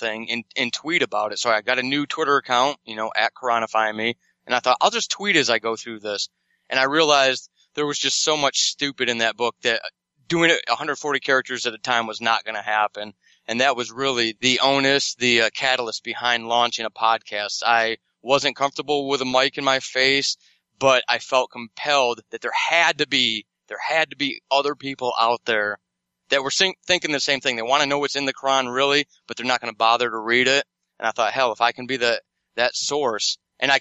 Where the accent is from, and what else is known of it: United States